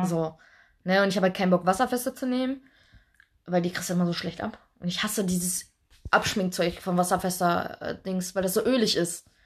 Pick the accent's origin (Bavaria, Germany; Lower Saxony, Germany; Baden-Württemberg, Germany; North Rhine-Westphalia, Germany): North Rhine-Westphalia, Germany; Duisburg; wir kommen ja aus Duisburg